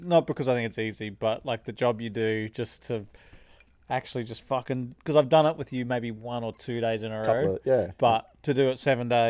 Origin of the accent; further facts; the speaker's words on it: Emerald, Rockhampton, Queensland, Australia; Emerald, and then I lived in Rocky.